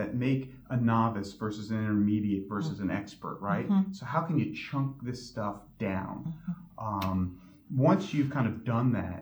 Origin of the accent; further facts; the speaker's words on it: New York, United States; now in Connecticut, United States; I grew up in New York, which borders Connecticut